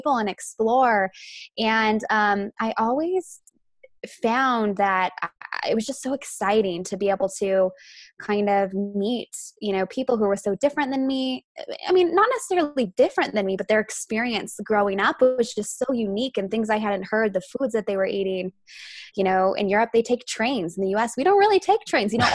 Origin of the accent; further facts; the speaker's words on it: Idaho, United States; I'm from Idaho.